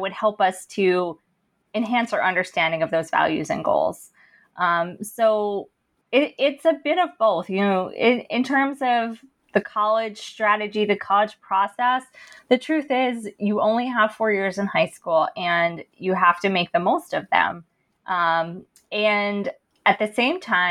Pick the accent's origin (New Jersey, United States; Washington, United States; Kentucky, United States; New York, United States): New Jersey, United States; Princeton; growing up in Princeton